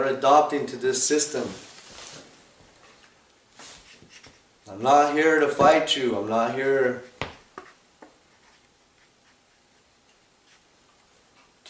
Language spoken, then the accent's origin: English; Piñon, Arizona, United States; I come from the Nebekeya of a place called Pinyon, Arizona